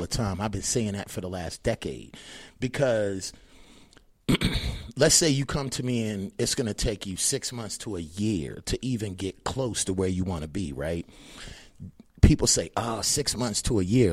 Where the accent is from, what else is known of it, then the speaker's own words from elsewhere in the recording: Annapolis, Maryland, United States; moved away as an adult; also born or lived in Baltimore, Maryland; now in Las Vegas, United States; I've been out in Vegas since two thousand six, but I'm originally from Annapolis, Maryland